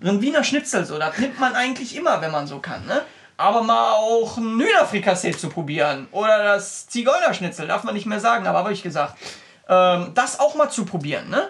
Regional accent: Essen, North Rhine-Westphalia, Germany; now in Cologne, Germany; ich komme aus Essen gebürtig, ähm, habe da bis zu Beginn meiner Ausbildung, die ich mit 19 ungefähr angefangen habe, mit 18 angefangen habe, äh, gelebt.

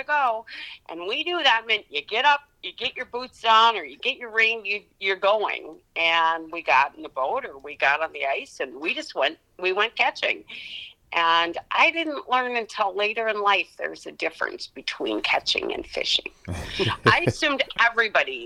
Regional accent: Spring Lake Park, Minnesota, United States; moved away as an adult; now in St. Cloud, United States; I grew up in Spring Lake Park, so Blaine, Coon Rapids area. That's where I grew up

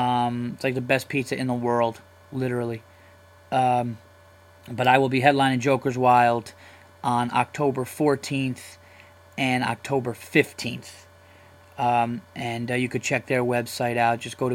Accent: New York, United States; I am a comedian from New York.

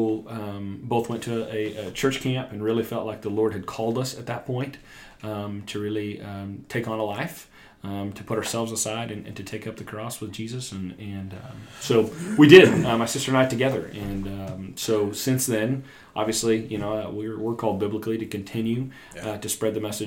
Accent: Ramona, Oklahoma, United States; also born or lived in Owasso, Oklahoma / Elgin, Oklahoma / Guthrie, Oklahoma / Bartlesville, Oklahoma; I grew up in Ramona.

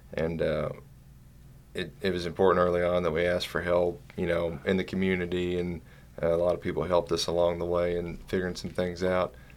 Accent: Eastern Kentucky, United States; we're from Eastern Kentucky

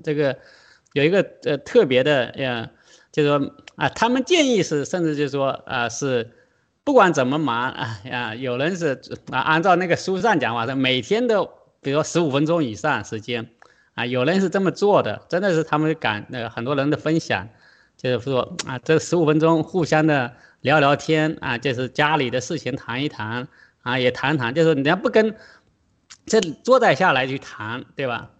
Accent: China; 我们中国人

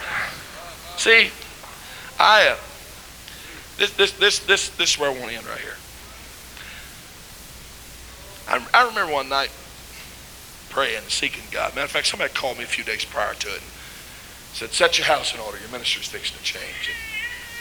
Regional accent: Missouri, United States; I'm from Missouri, kind of hard-headed

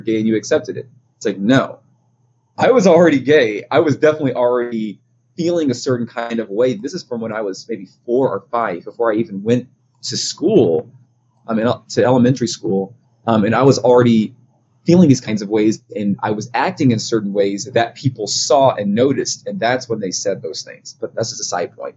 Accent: United States; growing up in the Black community in the States

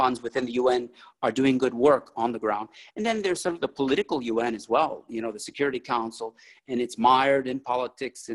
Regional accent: Bolivia; moved away; I'm originally from Bolivia, from South America

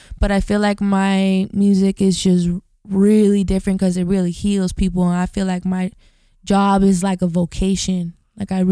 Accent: Highland Park, United States; we grew up in Highland Park

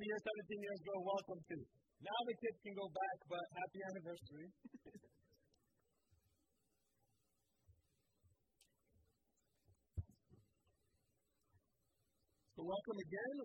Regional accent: Philadelphia, Pennsylvania, United States; I grew up in the Philly school district.

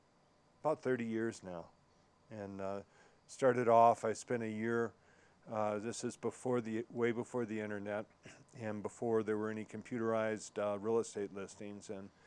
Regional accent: Minnesota, United States; now in Aspen, United States; Well, I came from Minnesota, and I had been coming to Colorado skiing for a number of years.

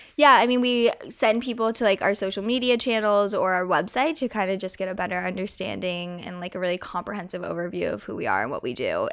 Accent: Colorado, United States; growing up in Colorado and growing up on a ranch

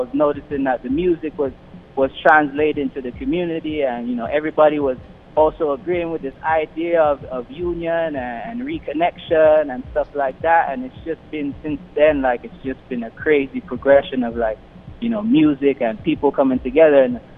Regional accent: London, United Kingdom; also born or lived in Caribbean / United States; I grew up in London. I also grew up in the Caribbean. I also lived in America for a while, too.

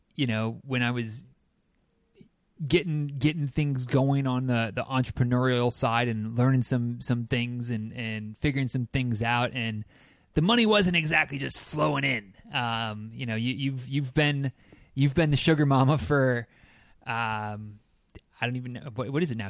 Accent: Michigan, United States; now in Florida, United States; I am a native Michigander

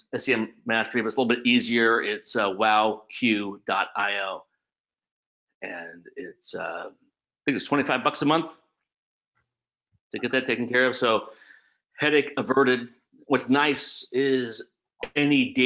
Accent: California, United States; moved away as an adult; I loved growing up in California.

